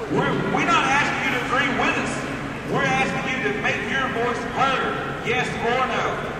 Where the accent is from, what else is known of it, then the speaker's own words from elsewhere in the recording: Texas, United States; I am a Texan first, Texan born and bred. I am a Texan first and American second. Texas will always come first.